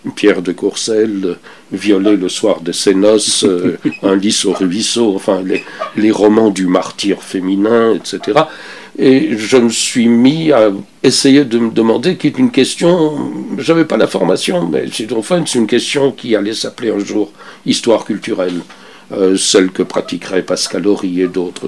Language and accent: French; Belgium; moved away as an adult; now in Canada; j'ai quitté la Belgique un peu comme enfin, je, l'ai quitté sans vouloir me retourner en arrière. Euh, je n'attendais rien. Je suis arrivé. Euh, je suis arrivé au Canada